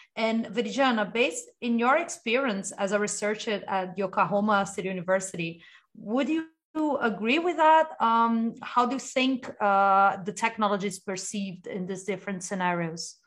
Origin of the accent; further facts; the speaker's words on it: Brazil; I'm from Brazil